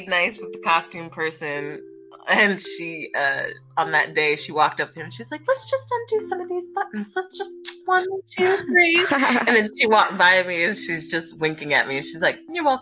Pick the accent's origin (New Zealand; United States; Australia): United States; Philadelphia, Pennsylvania; born or raised there